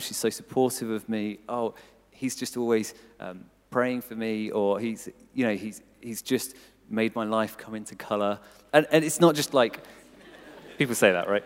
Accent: Cambridgeshire, East of England, United Kingdom; moved away as an adult; I grew up in Cambridgeshire

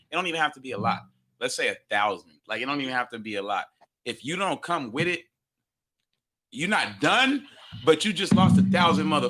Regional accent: Phoenix, Arizona, United States; also born or lived in El Mirage, Arizona; I'm from Maryville

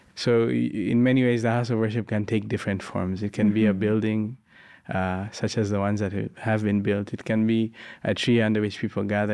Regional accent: Uganda; from Uganda, and I live uh, near a house of worship

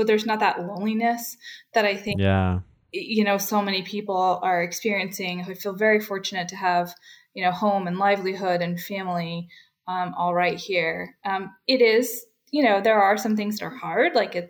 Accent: New Hampshire, United States; now in Gainesville, United States; I'm not really from Florida. I'm originally from New Hampshire, which is why I say things properly like aunt and autumn.

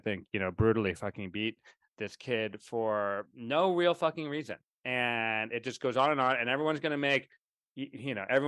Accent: Florida, United States; I was brought up in Florida schools, and I know what racism is.

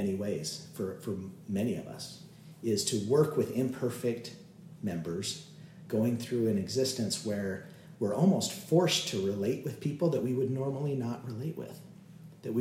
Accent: Utah, United States; a lot of us that have been born and raised in Utah

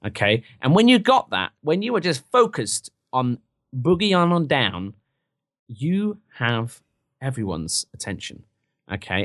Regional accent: England, United Kingdom; now in United States; I'm from England

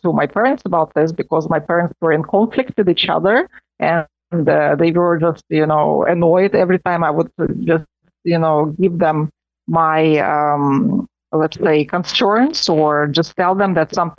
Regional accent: Moscow, Russia; now in Rome, Italy; I was born in Moscow, and I was born in a family of professors of economics. And I grew up, we always had students in my home

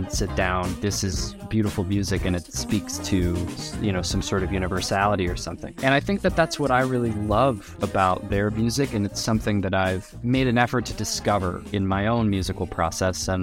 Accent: Los Angeles, California, United States; moved away as an adult; also born or lived in New York; now in Chicago, United States; I grew up in Los Angeles, and then I moved across the country to the East Coast to study music production at NYU

